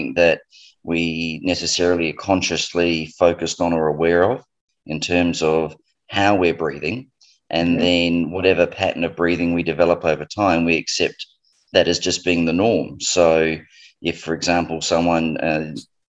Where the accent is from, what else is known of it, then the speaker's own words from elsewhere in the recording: Australia; as people might jump onto board with my accent, I'm from Australia